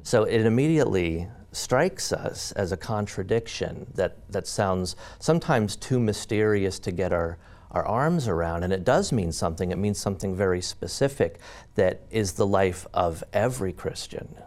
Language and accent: English; Mount Pleasant, Pennsylvania, United States; born or raised there